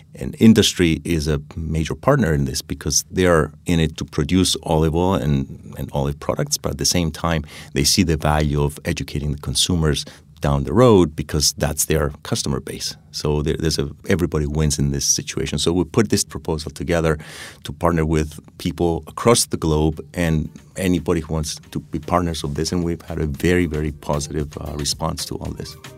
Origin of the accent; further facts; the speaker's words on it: Cyprus; now in New Haven, United States; I grew up in Cyprus